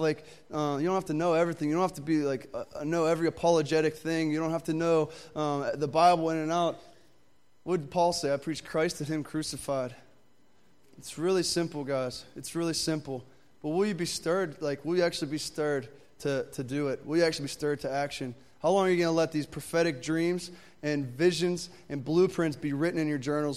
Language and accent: English; Pittsburgh, Pennsylvania, United States; I'm actually from Pittsburgh